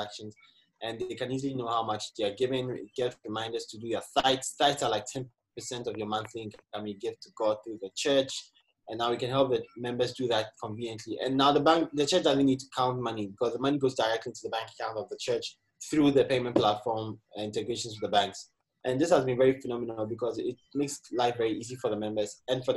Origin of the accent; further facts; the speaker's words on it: Ghana; moved away; Growing up in Ghana, you grow up in the community and you have this community sense.